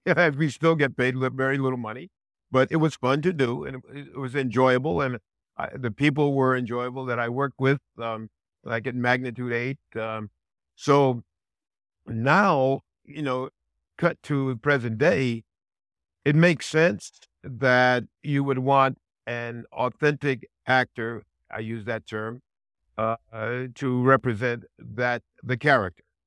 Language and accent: English; Connecticut, United States; I grew up in Connecticut, and I spoke like everybody else in Connecticut